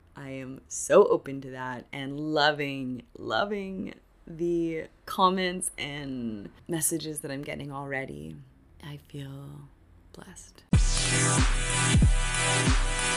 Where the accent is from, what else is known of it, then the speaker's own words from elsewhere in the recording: Canada; now in Argentina; I'm Canadian